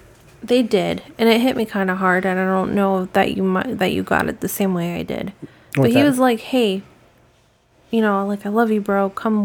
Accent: United States

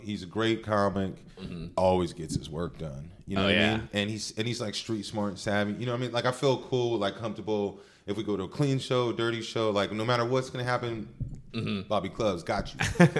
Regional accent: Stockton, California, United States; Catholic as shit. And then we became Baptist over time. But we spent 4 or 5 days a week in church. So I grew up in Stockton

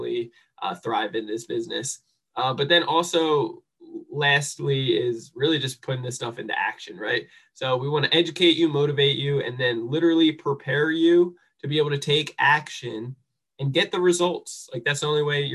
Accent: New Jersey, United States; I'm a misfit from New Jersey, and just grew up a screw up

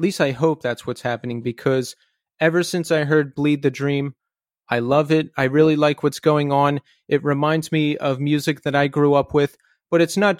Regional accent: Philadelphia, Pennsylvania, United States; I am from Philadelphia as well, Philadelphia area.

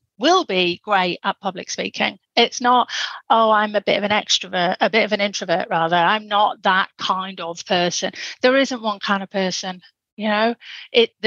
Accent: England, United Kingdom; accent: Pommy; my Pommy accent

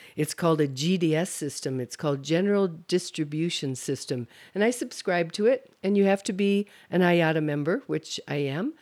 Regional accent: Holland, Michigan, United States; moved away; also born or lived in Grand Rapids, Michigan; I'm from the Holland-Zeeland area.

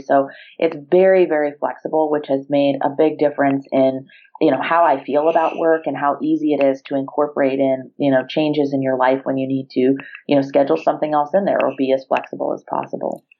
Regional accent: Ohio, United States; moved away as an adult; also born or lived in Virginia / Maryland; I grew up in Ohio.

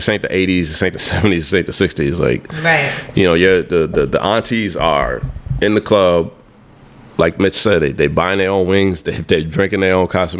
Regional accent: Haiti; I'm from Haiti

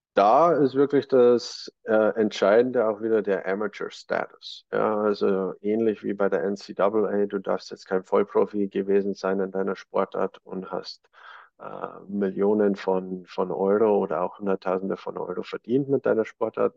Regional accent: Germany; bei uns in Deutschland

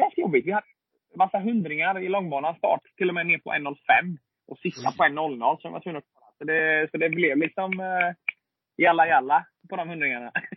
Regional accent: Sweden; moved away as an adult; also born or lived in Alabama; now in United States; jag hemma i Sverige i 16 månader

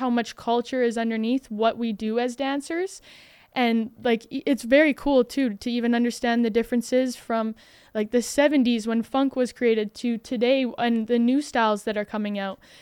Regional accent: Alberta, Canada; I'm from Alberta

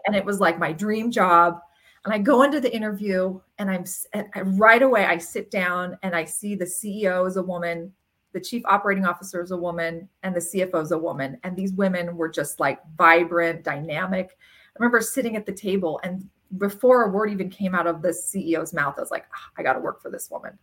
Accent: Ontario, California, United States; We grew up in Ontario, California, which is like dairy farm country

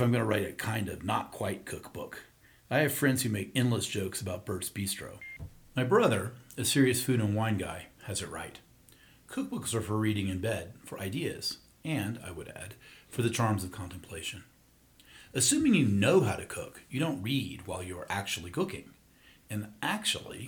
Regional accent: the South, United States; as a kid growing up in the South

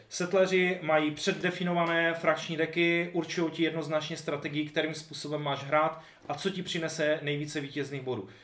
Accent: Silesia, Czechia; tím, že jsme ze Slezska

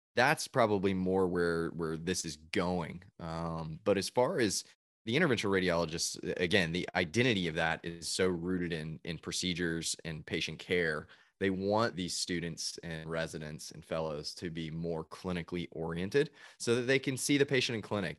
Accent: Chattanooga, Tennessee, United States; moved away as an adult; also born or lived in Georgia; now in Nashville, United States; I'm originally from Chattanooga, Tennessee

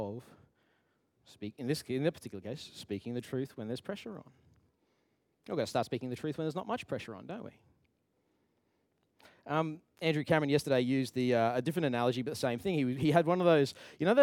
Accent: Queensland, Australia; moved away; I'm from Queensland

